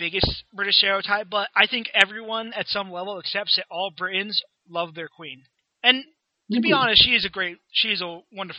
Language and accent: English; United States; even as an American